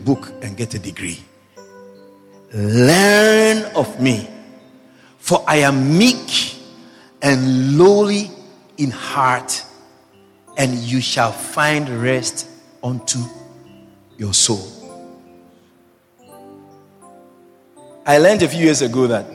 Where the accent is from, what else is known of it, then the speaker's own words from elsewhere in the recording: Ghana; first language Twi; English is a second language; moved away; I said I was from Ghana